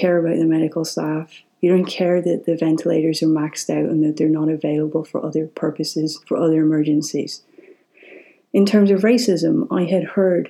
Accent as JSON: {"language": "English", "country": "Ireland", "said": "I'm Irish"}